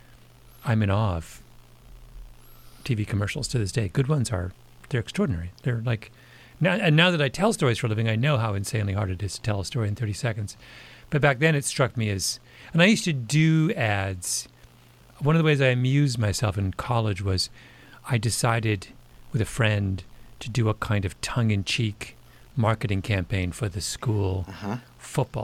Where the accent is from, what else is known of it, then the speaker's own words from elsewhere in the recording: Canada; I'm a Canadian